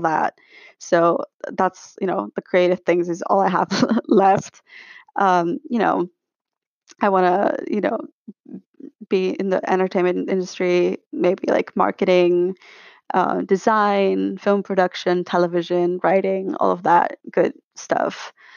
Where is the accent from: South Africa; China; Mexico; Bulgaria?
Bulgaria; moved away as an adult; also born or lived in London; I am from Bulgaria. but I do split my time between Sofia and London 'cause that's where I go to school